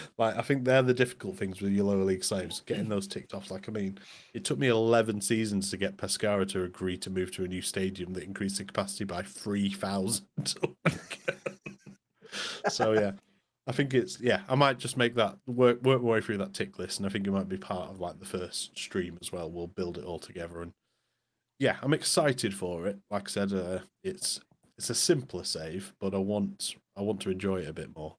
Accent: Morecambe, North West England, United Kingdom; moved away; I wasn't born in Morecambe, but I grew up in Morecambe.

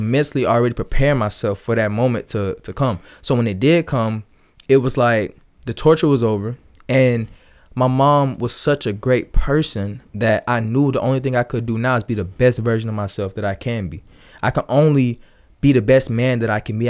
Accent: Atlanta area, Georgia, United States; born or raised there; also born or lived in Ellenwood, Georgia / Riverdale, Georgia

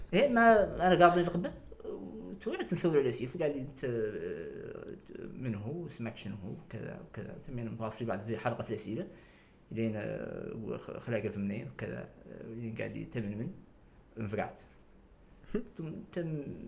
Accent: Nouakchott, Mauritania; انا واحد من نواكشوط مخلوق مولود في نواكشوط

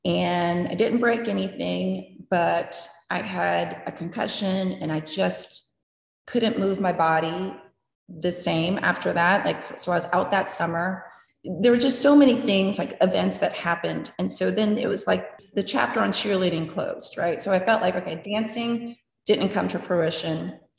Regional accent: Maryland, United States; also born or lived in New Jersey; Actually, growing up in Maryland, I grew up near the DC area and when we lived in New Jersey from when we did, I always was fascinated with New York City too.

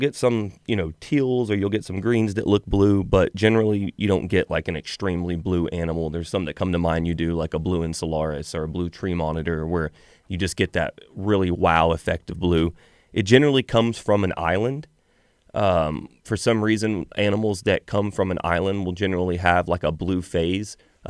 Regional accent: Alvin, Texas, United States; So we're actually from Alvin.

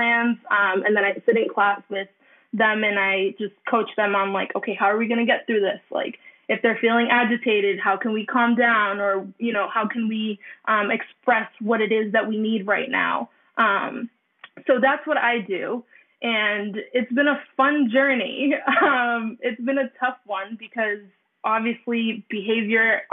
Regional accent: Brockton, Massachusetts, United States; now in Bridgewater, United States; Bridgewater now, but I still, you know, home is Brockton

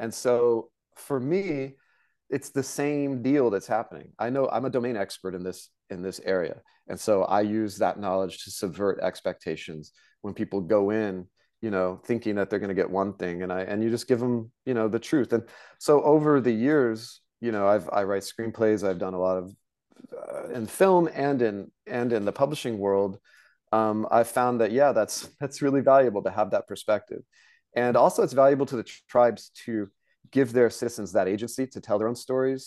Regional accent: Tulsa, Oklahoma, United States; I grew up in Oklahoma in the Cherokee Nation

